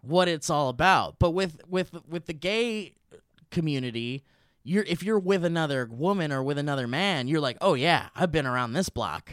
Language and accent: English; Oxnard, California, United States; also born or lived in Calabasas / Thousand Oaks / Tarzana; I grew up in Oxnard where we didn't even need, we didn't need air conditioning units 'cause we were by the ocean